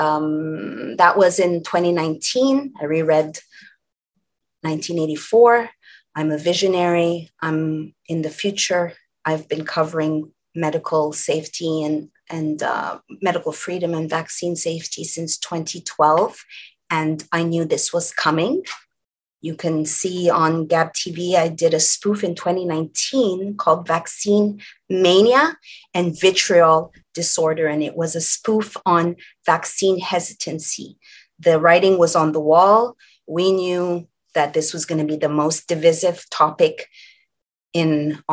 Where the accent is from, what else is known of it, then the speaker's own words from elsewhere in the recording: Montreal, Quebec, Canada; now in California, United States; I hail originally from Montreal, Canada.